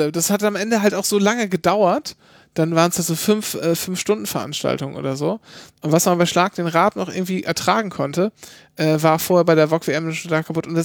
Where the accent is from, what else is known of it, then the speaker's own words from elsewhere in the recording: Bavaria, Germany; Ich bin ja gar kein richtiger Bayer, ich komme ja aus Franken.